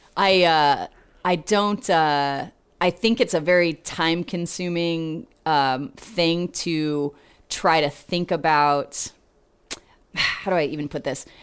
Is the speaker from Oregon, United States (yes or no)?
yes; Portland, Oregon, United States; moved away as an adult; also born or lived in San Antonio, Texas; now in Austin, United States; Grew up in Oregon.